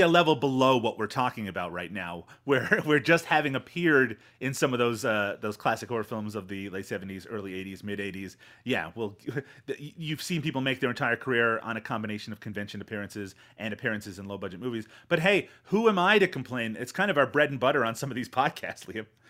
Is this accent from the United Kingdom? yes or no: no; Canada; I have a direct connection to being Canadian